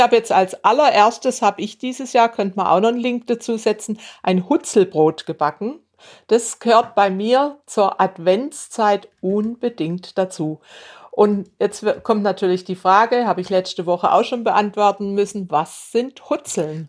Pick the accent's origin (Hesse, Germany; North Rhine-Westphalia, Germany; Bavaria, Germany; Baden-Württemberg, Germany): Baden-Württemberg, Germany; Bad Säckingen; wir, meine Geschwister und ich, wir sind in Bad Säckingen an der Schweizer Grenze aufgewachsen.